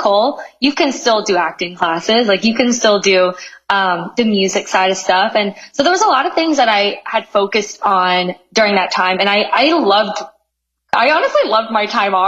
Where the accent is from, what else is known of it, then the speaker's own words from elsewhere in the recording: Canada; moved away as an adult; I'm from Canada.